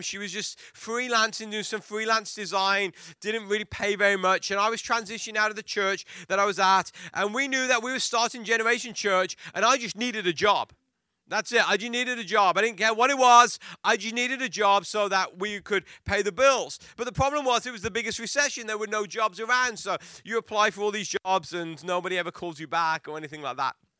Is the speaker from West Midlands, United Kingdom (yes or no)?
yes; Worcester, West Midlands, United Kingdom; moved away; I was born in England, raised in England